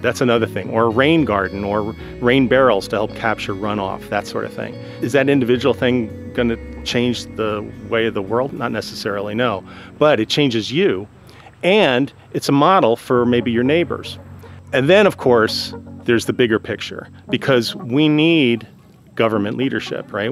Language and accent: English; the Catskills, New York, United States; When I was growing up in the Catskills, and this is, we're talking like 1970s here